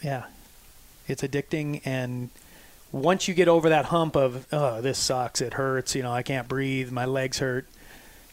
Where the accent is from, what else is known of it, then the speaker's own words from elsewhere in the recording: South Dakota, United States; moved away as an adult; now in Montana, United States; born and raised in South Dakota